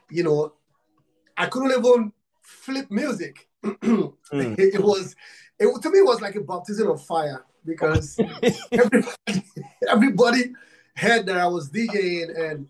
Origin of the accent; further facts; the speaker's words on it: Nigeria; I'm from Africa, Nigeria. I'm from Nigeria